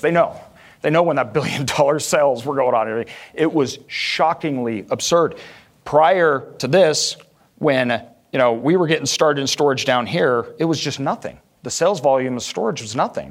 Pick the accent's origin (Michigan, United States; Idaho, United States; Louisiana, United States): Idaho, United States; Boise; growing up in Idaho, everything was very rural